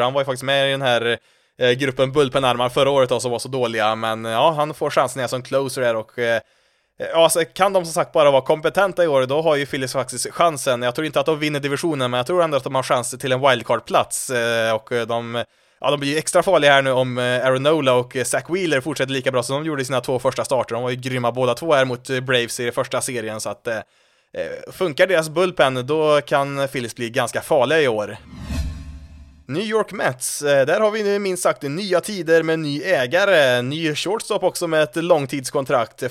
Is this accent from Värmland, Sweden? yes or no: yes; Värmland, Sweden; accent: Värmland dialect; när jag försöker att gömma min värmländska dialekt så gott det går